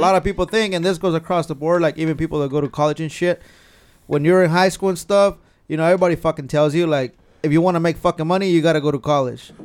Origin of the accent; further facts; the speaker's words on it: Carpinteria, California, United States; I grew up in Carpinteria.